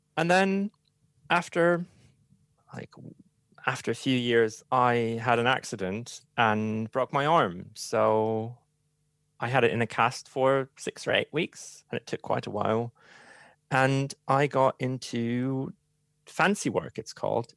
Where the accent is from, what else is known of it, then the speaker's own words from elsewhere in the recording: Hamburg, Germany; English is a second language; moved away; originally, I'm from Hamburg